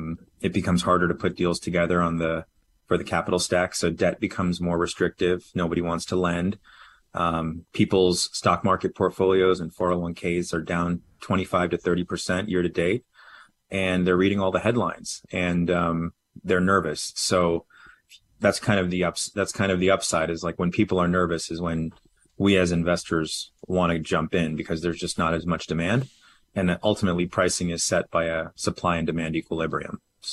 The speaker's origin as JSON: {"language": "English", "region": "California", "country": "United States", "tie": "born or raised there", "also_born_or_lived": "New York / Washington, D.C.", "lives_now": "Texas, United States", "said": "I moved to Texas in 2019 from New York, and then prior to that, lived in D.C. and then grew up in California."}